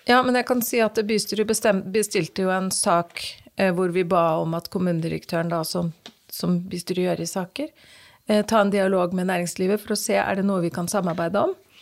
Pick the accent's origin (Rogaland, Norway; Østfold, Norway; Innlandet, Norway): Østfold, Norway; Fredrikstad; når jeg er i Fredrikstad by, og noen spør hvor jeg kommer fra, så kommer jeg fra Torsnes.